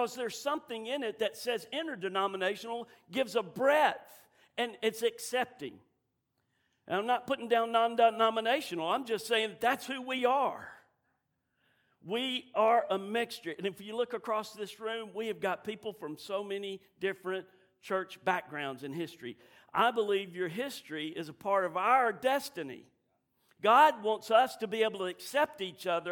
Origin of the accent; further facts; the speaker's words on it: Southern, United States; I'm Southern